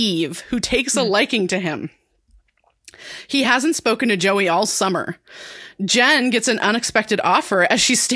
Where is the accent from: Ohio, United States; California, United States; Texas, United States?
California, United States; being a Californian